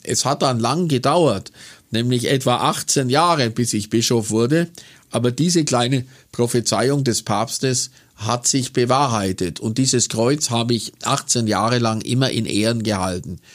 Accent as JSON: {"language": "German", "town": "Kaufering", "region": "Bavaria", "country": "Germany", "tie": "born or raised there", "also_born_or_lived": "Buchloe", "lives_now": "Augsburg, Germany"}